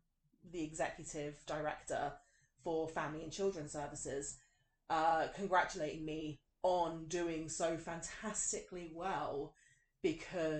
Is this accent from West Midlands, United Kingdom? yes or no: no; London, United Kingdom; accent: thick West London; moved away; also born or lived in Wales; growing up in London, growing up in Kensington, Chelsea, you know, and now, like, sometimes people meet me when I'm not talking in my, like, thick West London accent